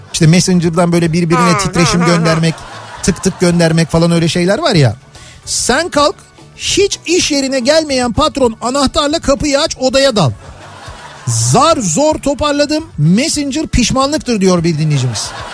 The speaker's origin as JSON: {"language": "Turkish", "region": "Istanbul", "country": "Turkey", "tie": "born or raised there", "said": "Bizim çocukluğumuzda yani işte Samatya'ydı"}